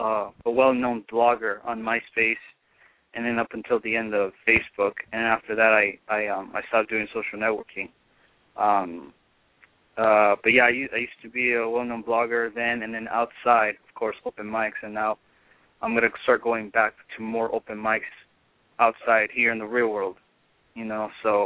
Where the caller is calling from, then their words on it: Hollywood, California, United States; Hollywood, California.